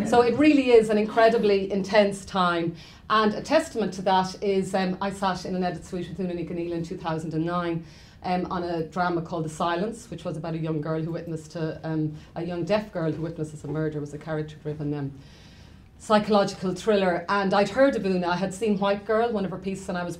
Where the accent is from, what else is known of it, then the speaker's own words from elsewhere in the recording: Ireland; as Irish people